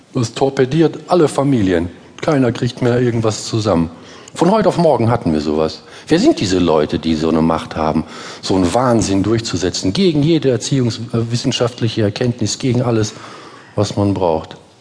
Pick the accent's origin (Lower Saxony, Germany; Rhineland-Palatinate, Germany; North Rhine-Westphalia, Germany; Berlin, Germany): North Rhine-Westphalia, Germany; Essen; Bei uns in Essen